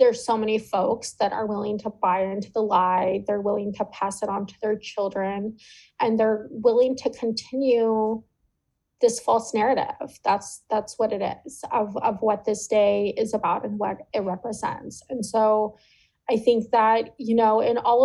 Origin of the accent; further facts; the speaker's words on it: California, United States; a California Indigenous woman